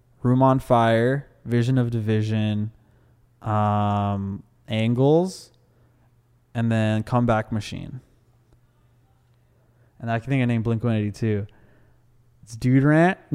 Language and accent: English; Hermosa Beach, California, United States; where I'm from, like, punk like, is huge. Like, Hermosa Beach, South Bay